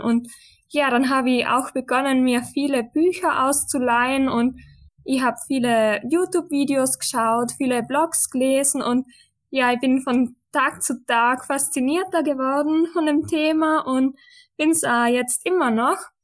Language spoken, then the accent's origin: German; western Austria, Austria; ich komme aus Österreich, wie auch der Tobias, aber vom Westen Österreichs.